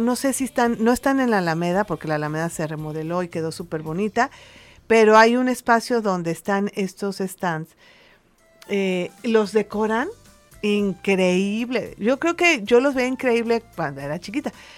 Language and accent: Spanish; Mexico City, Mexico; nací en la Ciudad de México y en la Ciudad de México es muy fuerte la tradición